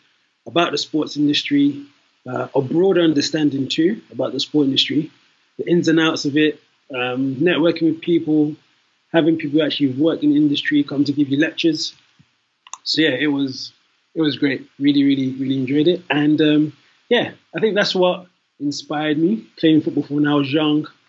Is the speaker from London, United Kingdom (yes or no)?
yes; London, United Kingdom; also born or lived in Nigeria (ancestry); I am Nigerian. Although born in London, my parents, my family are from there.